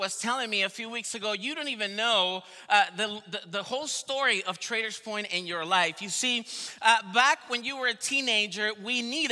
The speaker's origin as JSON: {"language": "English", "country": "Venezuela", "also_born_or_lived": "Colombia", "moved": "yes", "lives_now": "United States", "said": "I am from Venezuela originally"}